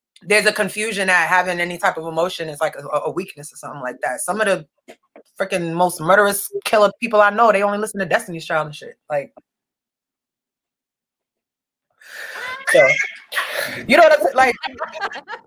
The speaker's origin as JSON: {"language": "English", "town": "Milton", "region": "Massachusetts", "country": "United States", "tie": "born or raised there", "said": "I grew up in Milton"}